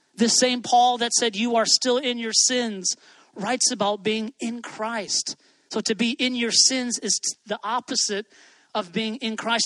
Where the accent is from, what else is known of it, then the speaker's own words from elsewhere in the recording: Hawaii, United States; I grew up in Hawaii